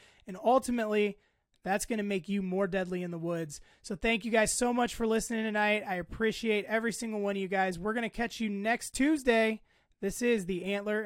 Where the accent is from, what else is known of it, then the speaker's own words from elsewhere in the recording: United States; I'm an American